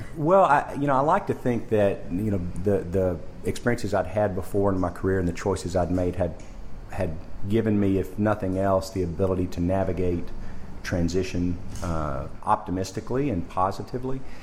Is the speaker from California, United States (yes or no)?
no; Arkansas, United States; moved away as an adult; also born or lived in Jackson, Mississippi; now in Ontario, Canada; I'm from, uh, originally from Arkansas in the United States. Went to university there